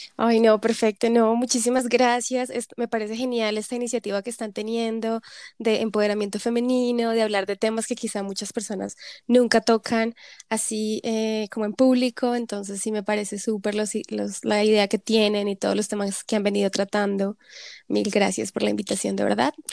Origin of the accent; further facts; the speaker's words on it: Zipaquirá, Cundinamarca, Colombia; moved away as an adult; also born or lived in Bogotá, Colombia; now in South Korea; crecí siempre entre Bogotá, Zipaquirá